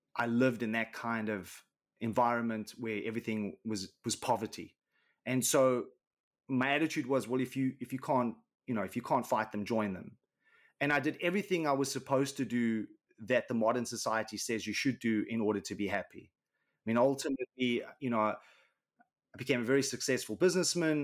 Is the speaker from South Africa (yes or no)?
yes; Johannesburg, Gauteng, South Africa; where I grew up in South Africa was on the south side of Johannesburg.